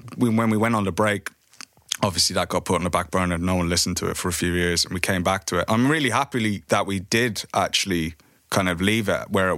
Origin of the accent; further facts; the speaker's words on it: Ireland; bands that we grew up with in Ireland